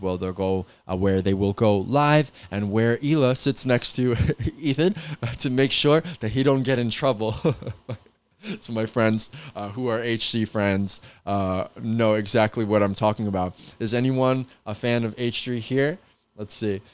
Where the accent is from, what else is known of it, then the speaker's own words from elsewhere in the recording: New York, United States; I'm from New York